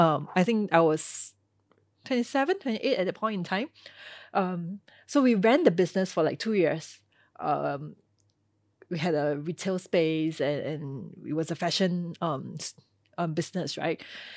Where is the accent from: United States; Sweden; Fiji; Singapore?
Singapore; being a Singaporean and being versed in Mandarin, being bilingual